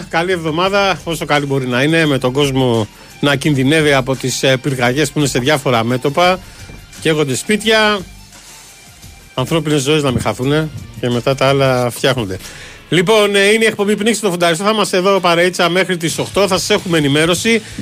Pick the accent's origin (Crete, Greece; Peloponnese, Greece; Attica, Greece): Peloponnese, Greece; Loutraki; στην ιδιαίτερη πατρίδα μου το Λουτράκι που παλεύουν με τη φωτιά.